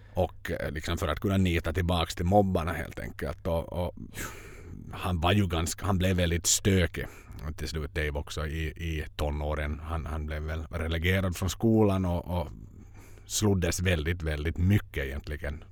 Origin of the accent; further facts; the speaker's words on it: Finland; som finnar